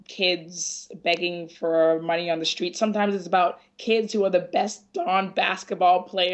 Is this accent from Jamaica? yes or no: no; Ghana; me as a Ghanaian